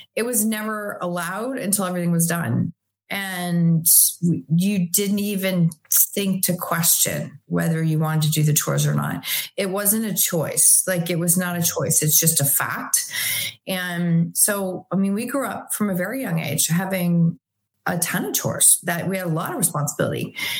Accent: Chatham, Ontario, Canada; also born or lived in Tillsonburg, Ontario; now in Waterloo, Canada; I was born in 1970. I was born in Chatham, Ontario, Canada.

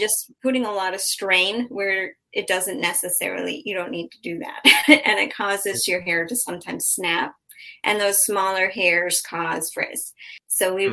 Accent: Massachusetts, United States; moved away as an adult; now in Southwest Florida, United States; I'm from Massachusetts

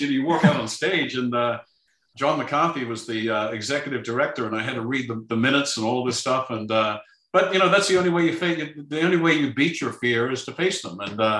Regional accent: Melbourne, Victoria, Australia; born there; The first situation is I was born in Melbourne, Australia.

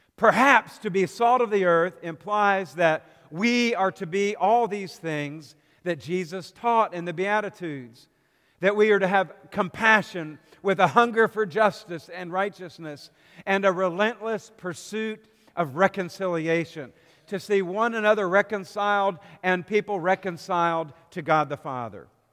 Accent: outside of Philadelphia, Pennsylvania, United States; now in Richmond, United States; Growing up outside of Philadelphia

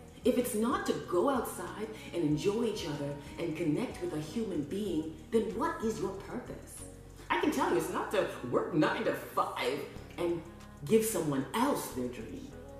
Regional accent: Scarborough, Ontario, Canada; born there; My mom told me I was born in Scarborough, Ontario, Canada, just like every other day, but it wasn't true. I was conceived in Jamaica, and then I was born in Canada.

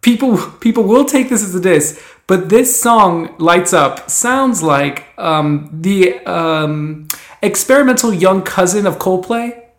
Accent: Miami, Florida, United States; I grew up in Miami, also growing up as a swimmer

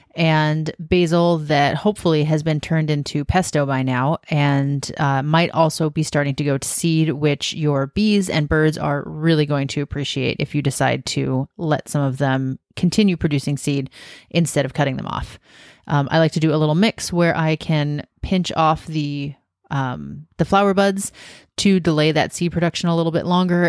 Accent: Washington, United States; also born or lived in South Carolina / Southern California / Western Oregon; now in Oregon, United States; I grew up in Washington

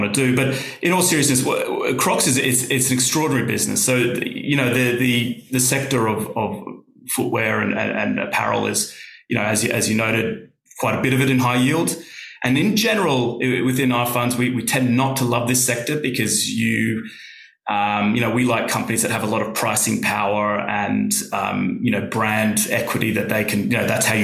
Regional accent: Australia; now in United Kingdom; I'm Australian

